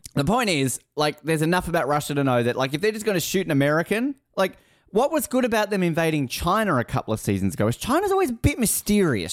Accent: Australia; I'm Australian

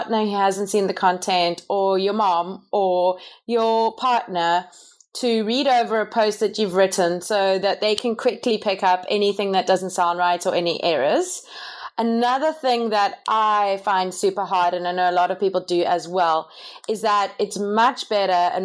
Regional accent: South Africa; moved away as an adult; also born or lived in Canada; We come from South Africa, in case anyone was wondering what the weird accent is

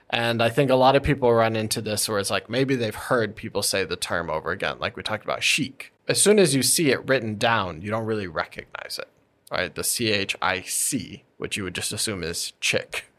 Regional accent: United States; as an American

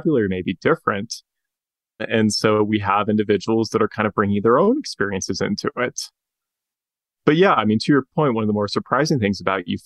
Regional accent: Spokane, Washington, United States; my hometown, Spokane, Washington

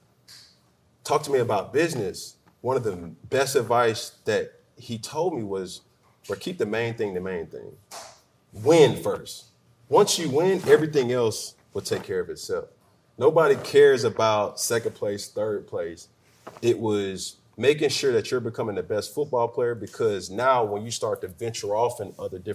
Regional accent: College Park, Georgia, United States; moved away as an adult; also born or lived in Charlotte; I'm from College Park

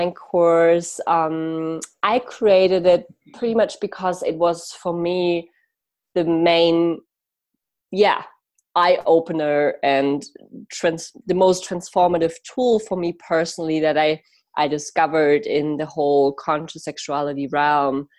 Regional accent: Munich, Bavaria, Germany; I actually moved back into the same like city part, like where I grew up in Munich

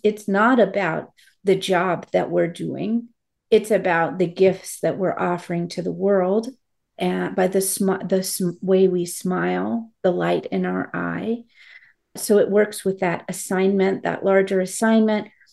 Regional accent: United States; I am to have been born an American

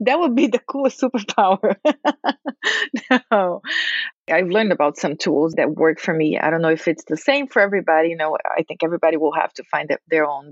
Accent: Brazil; moved away; I am an expat. I'm from Brazil.

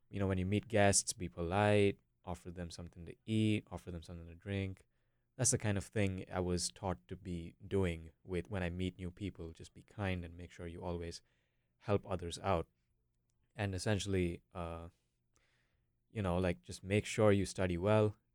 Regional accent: Bangalore, Karnataka, India; moved away as an adult; also born or lived in Minneapolis, United States; now in North Carolina, United States; I can say that I'm from India. So, I live in Bangalore. I lived in Bangalore for about 15 years, and now I'm over here for college.

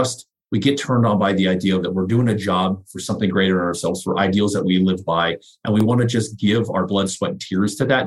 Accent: United States; being an American born

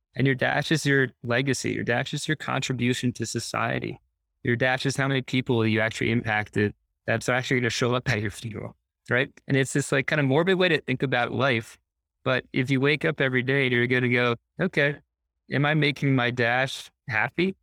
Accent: New Jersey, United States; I grew up on a horse farm in New Jersey

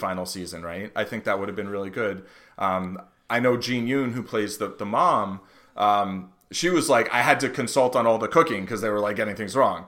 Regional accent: United States; growing up in the United States

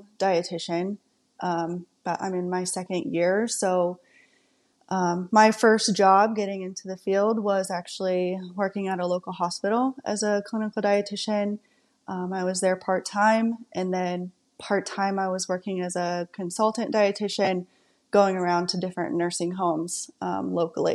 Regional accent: Lima, Ohio, United States; also born or lived in Columbus, Ohio; I live in Lima, Ohio. I grew up around the Lima area

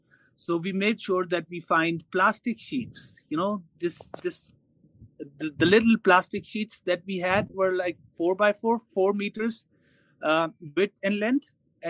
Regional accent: Sohbatpur, Balochistan, Pakistan; that is Sobatpur and other areas, because I come from Sobatpur.

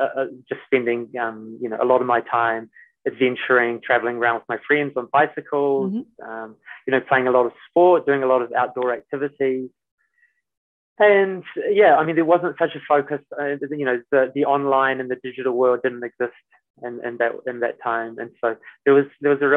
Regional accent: Christchurch, Canterbury, New Zealand; I grew up in Christchurch in New Zealand

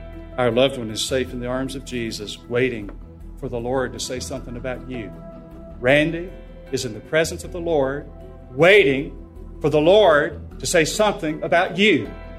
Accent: North Carolina, United States; I'm from North Carolina

